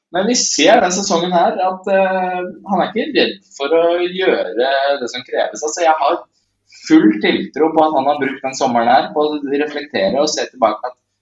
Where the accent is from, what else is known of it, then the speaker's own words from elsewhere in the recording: Tjøme, Vestfold, Norway; der jeg kommer fra på Tjøme